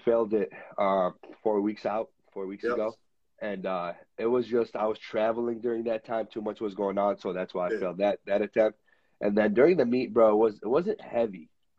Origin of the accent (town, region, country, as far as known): Michigan, United States